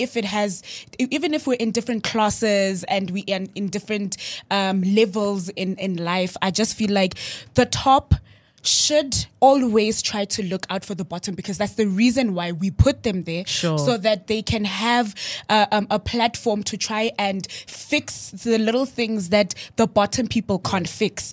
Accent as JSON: {"language": "English", "town": "Johannesburg", "region": "Gauteng", "country": "South Africa", "tie": "born or raised there", "said": "I am from Cresta"}